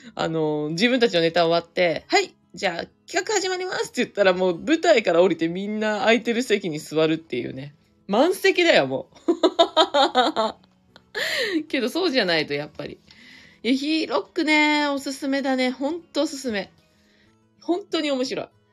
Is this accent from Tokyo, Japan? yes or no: yes; Inagi, Tokyo, Japan; 稲城では初の営業。あ、営業、いや、初ってわけではないけど、地元では完全に初ですね